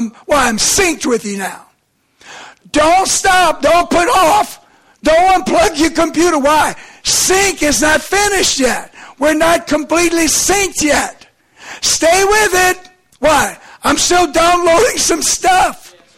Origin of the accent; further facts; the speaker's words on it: Lauraville, Maryland, United States; To me, I'm from Lauraville, okay?